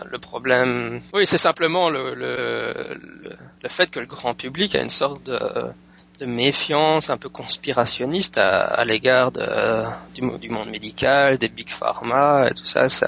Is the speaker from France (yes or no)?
no; Belgium; now in United States; je suis pas français, je suis belge